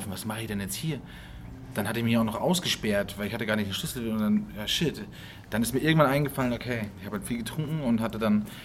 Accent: Bavaria, Germany; born there; Und zwar bin ich zwar in Bayern geboren, aber mein Vater kommt eigentlich aus Hessisch-Oldendorf.

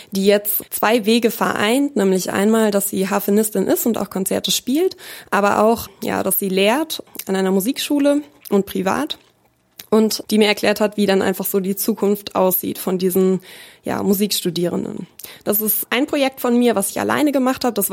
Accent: Bavaria, Germany; also born or lived in Munich; now in Hanover, Germany; Ich bin in München geboren und in Bayern aufgewachsen, in einem ganz kleinen Ort, da am Chiemsee.

